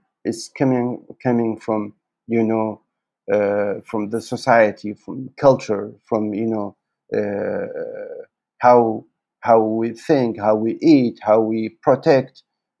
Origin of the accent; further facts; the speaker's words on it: Canada; English is a second language; So maybe I can say I am lucky because I am Canadian.